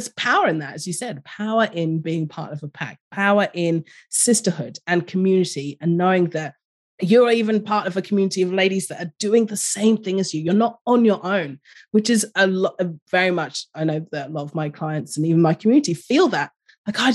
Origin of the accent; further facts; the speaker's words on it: London, United Kingdom; moved away as an adult; now in Australia; I grew up in London